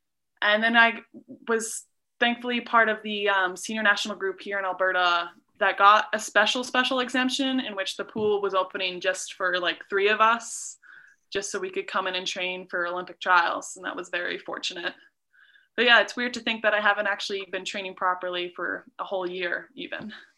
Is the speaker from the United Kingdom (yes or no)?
yes; England, United Kingdom; born there; also born or lived in Norway / Abu Dhabi / Doha / Calgary; I was born in England, then my family moved to Norway, then we moved to Abu Dhabi for 5 years, and then Doha, Qatar for three, and then we moved to Calgary.